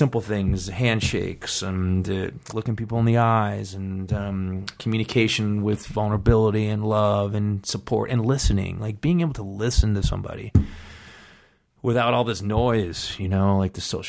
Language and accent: English; East Coast, United States; You know, like growing up in the East Coast, the winters, how tough it is, carrying your backpack full of books, you know, all boys school.